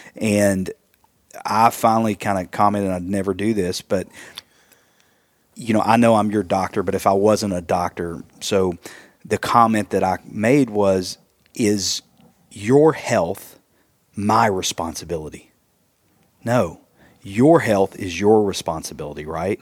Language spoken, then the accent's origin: English; East Tennessee, United States; also born or lived in Wisconsin; we are from East Tennessee